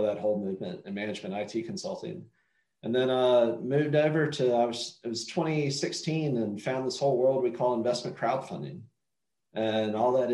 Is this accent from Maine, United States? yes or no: no; North Carolina, United States; North Carolina, my home state